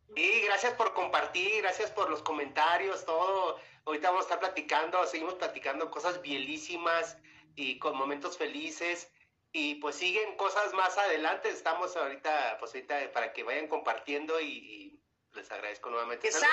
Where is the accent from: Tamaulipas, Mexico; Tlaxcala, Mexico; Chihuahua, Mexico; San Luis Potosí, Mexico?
Chihuahua, Mexico; accent: Chihuahua; now in Mexico City, Mexico; yo soy de Chihuahua, pero ya radico aquí en México.